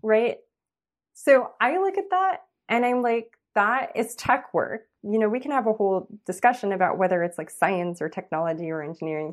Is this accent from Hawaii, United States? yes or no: no; Los Angeles, California, United States; I grew up in East Los Angeles